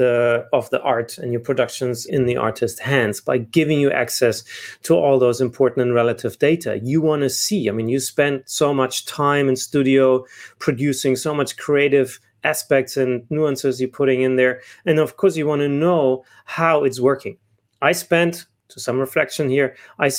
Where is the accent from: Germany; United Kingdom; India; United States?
Germany; moved away as an adult; also born or lived in South Africa; I'm originally from Germany. I left Germany about 14 years ago to spend more time in Middle East and Africa